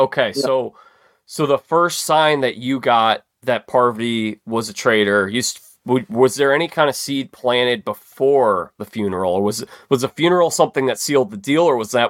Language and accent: English; United States; because I'm an American.